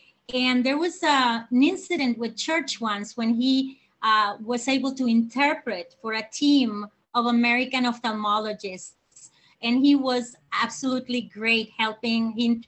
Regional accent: San José, Costa Rica; moved away as an adult; now in Nosara, Costa Rica; I am a native from San Jose, who decided to come to Nosara 10 years ago to teach English to the locals.

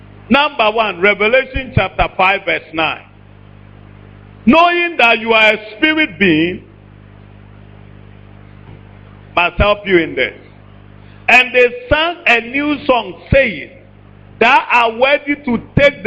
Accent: Ashanti, Ghana

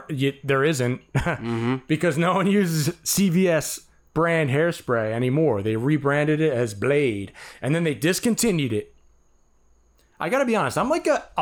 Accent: Conshohocken, Pennsylvania, United States; accent: New York; I get called out for having a New York accent after growing up in Conshohocken

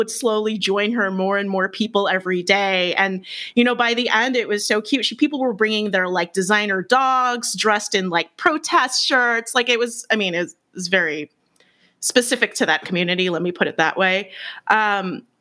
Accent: Bay Area, California, United States; I'm from the Bay Area. I'm from the Bay Area.

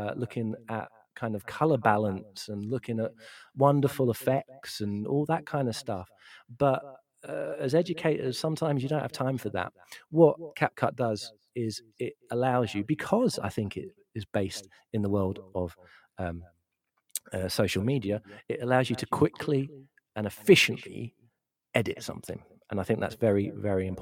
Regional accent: London, United Kingdom; I'm from South East London originally

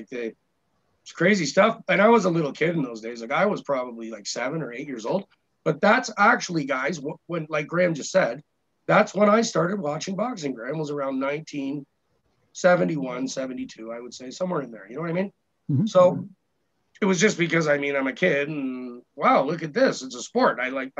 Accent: Scotland, United Kingdom; I loved it because I'm Scottish, and you know how we feel about those little leprechauns.

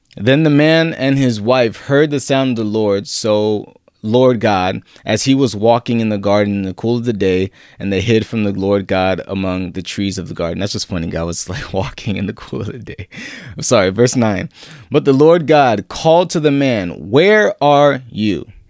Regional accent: San Diego, California, United States; I grew up in Southeast San Diego, not your typical, you know, image of San Diego

